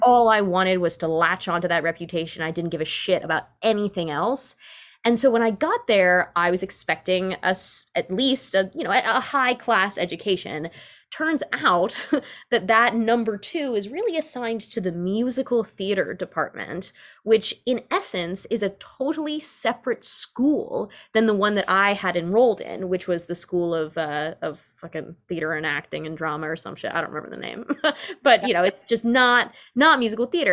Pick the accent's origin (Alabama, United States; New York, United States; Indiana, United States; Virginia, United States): New York, United States; New York City; I grew up as, like, a very uh, cultured child of New York City